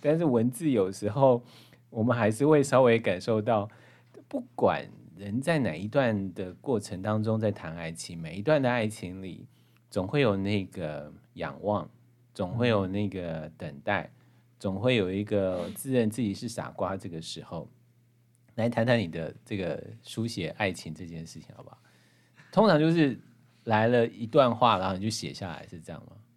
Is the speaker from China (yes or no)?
no; Hualien County, Taiwan; 讲白灯塔跟我们花莲的这样的一个故事关系